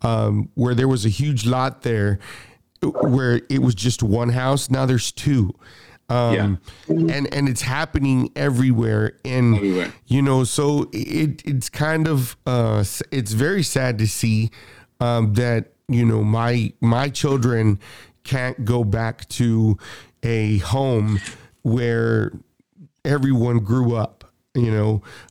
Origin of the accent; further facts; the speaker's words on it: Austin, Texas, United States; the neighborhood where I grew up on the East Side